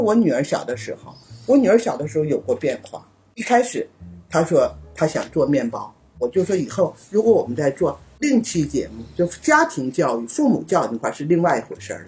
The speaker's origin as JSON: {"language": "Chinese", "country": "China", "moved": "yes", "lives_now": "Japan", "said": "我们作为中国人"}